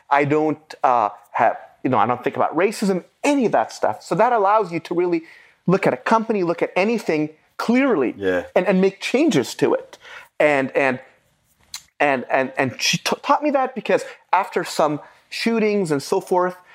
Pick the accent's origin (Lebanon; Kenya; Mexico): Lebanon; Beirut, Beirut Governorate; first language Arabic; English is a second language; moved away; also born or lived in United States; I was born in 1974 in Beirut, Lebanon. I was raised by my grandmother.